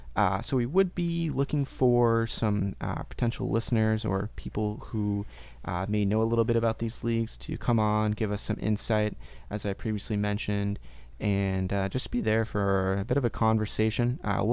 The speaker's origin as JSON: {"language": "English", "region": "Maine", "country": "United States", "also_born_or_lived": "Portland, Maine", "moved": "as an adult", "lives_now": "Tallahassee, United States", "said": "Carl's in Portland, Maine, where I actually used to live. We're both from Maine. I recently moved to Florida. So I'm in Tallahassee"}